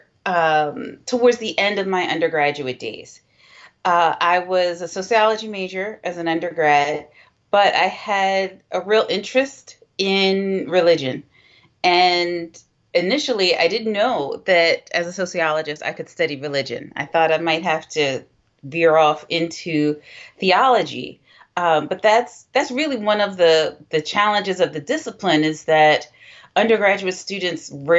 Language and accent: English; Philadelphia, Pennsylvania, United States; I grew up in Philadelphia